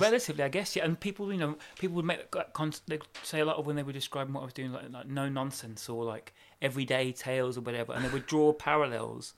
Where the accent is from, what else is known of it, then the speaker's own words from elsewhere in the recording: Birmingham, West Midlands, United Kingdom; we're from Brom as well